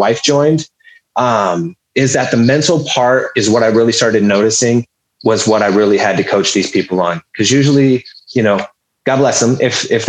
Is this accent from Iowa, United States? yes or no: no; Humboldt County, California, United States; I'm originally from Humboldt County in California, lived there pretty much for my whole life.